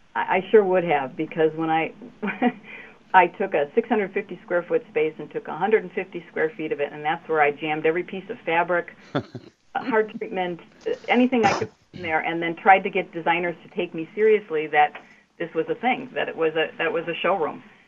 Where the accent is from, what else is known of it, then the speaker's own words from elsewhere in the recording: Glendale, Wisconsin, United States; I grew up in the North Shore area in Glendale